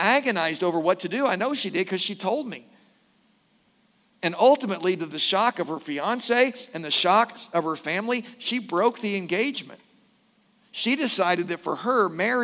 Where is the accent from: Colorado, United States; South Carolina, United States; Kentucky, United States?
Kentucky, United States; Louisville; when I was growing up in Louisville, I had a friend at Okolona Christian Church